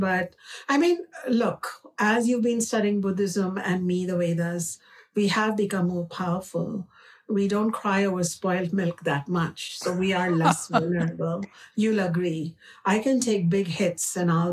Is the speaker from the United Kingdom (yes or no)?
no; India; accent: Indian; my Indian accent